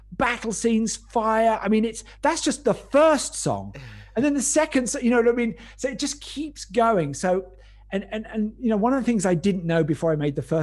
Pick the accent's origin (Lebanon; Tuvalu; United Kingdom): United Kingdom; North Weald, East of England; also born or lived in Epping, Essex; I grew up in North Weald in Essex, and then moved up the road when I was about 11 to Epping